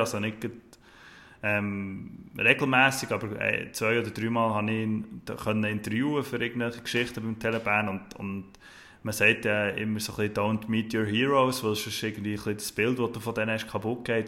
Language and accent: German; Bern, Switzerland; für mich als Berner